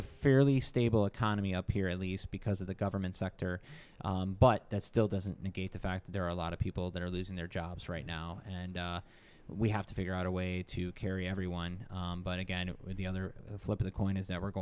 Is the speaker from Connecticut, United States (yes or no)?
no; Michigan, United States; now in Virginia, United States; Growing up in Michigan